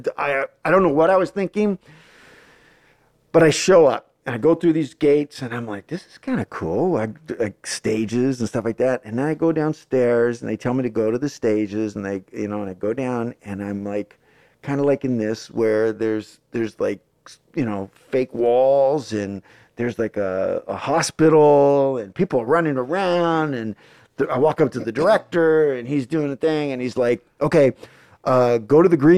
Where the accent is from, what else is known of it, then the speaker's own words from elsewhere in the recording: Hayward, California, United States; also born or lived in Oakland, California; Raised in Hayward